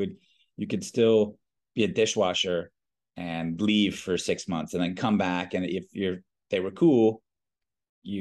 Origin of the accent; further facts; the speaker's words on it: Reston, Virginia, United States; moved away as an adult; also born or lived in Richmond, Virginia; now in Costa Rica; I grew up in a really small town in Northern Virginia. Actually, all of … grew up in the same town, a place called Reston.